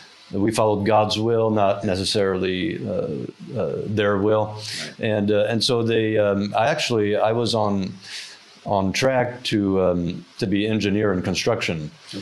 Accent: France; also born or lived in Norfolk, Virginia; Yes, I was born in Norfolk, Virginia, and when I was two, my parents went to France to be missionaries and had a planting ministry there for over 25 years.

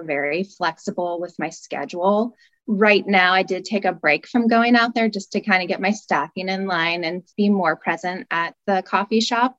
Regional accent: West Coast, United States; now in Midwest, United States; I'm actually from the West Coast

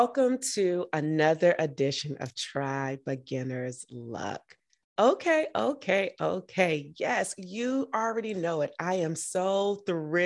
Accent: Georgia, United States; moved away as an adult; I was from Georgia

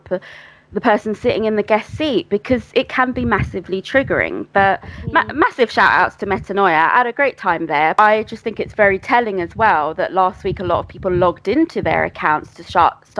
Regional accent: Greater London, United Kingdom; I grew up in Greater London. I still live in Greater London.

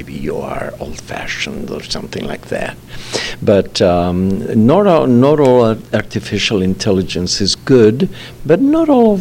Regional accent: Bolivia; moved away as an adult; I launched the cellular system back in 1990s in my home country in Bolivia

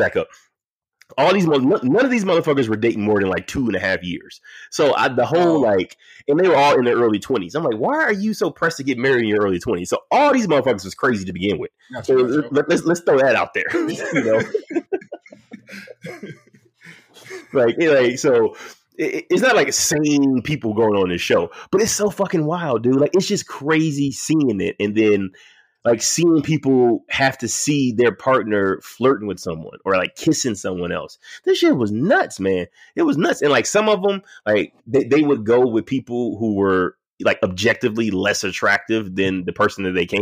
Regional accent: Detroit, Michigan, United States; I'm from Detroit

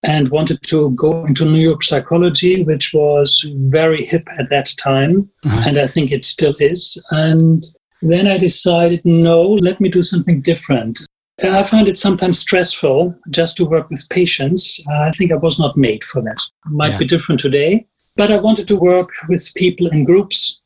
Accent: Germany; English is a second language; I'm from Germany

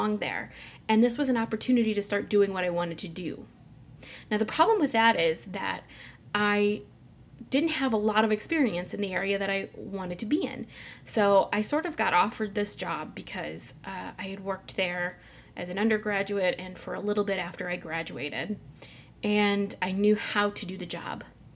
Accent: Mitchell, Illinois, United States; now in Chicago area, United States; I grew up near St. Louis in a small town called Mitchell, Illinois

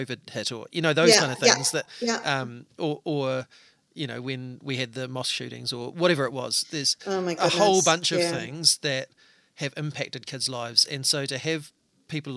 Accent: Hawke's Bay, New Zealand; I grew up in Hawke's Bay

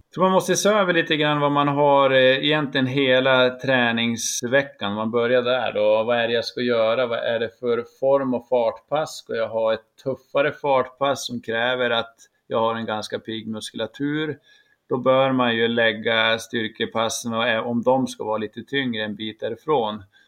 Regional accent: Jämtland, Sweden; now in Piteå, Sweden; jag är faktiskt nere i min hembygd Jämtland

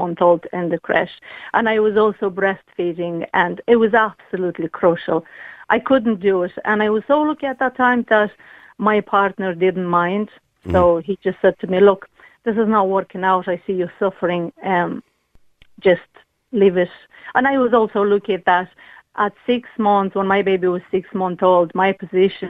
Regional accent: Moldova; now in Ireland; I'm originally from Republic of Moldova

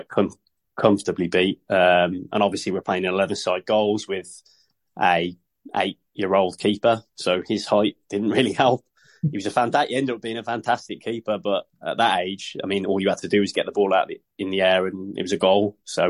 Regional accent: Sutton Coldfield, West Midlands, United Kingdom; moved away as an adult; also born or lived in United States; I'm from Sutton Coalfield in England.

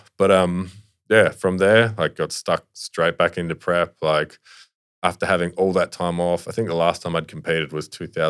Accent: Sydney, New South Wales, Australia; born there; Like I said, I was born in Sydney, but like I didn't have any mates there or anything like that.

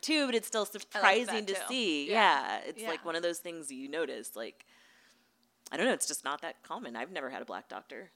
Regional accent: Missouri, United States; moved away; I grew up in Missouri, and now I live out here

